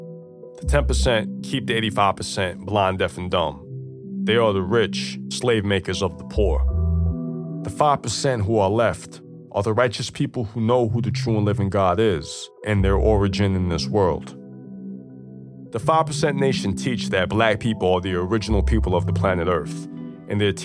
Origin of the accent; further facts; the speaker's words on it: Long Island, New York, United States; I grew up out in Long Island with my parents and four brothers.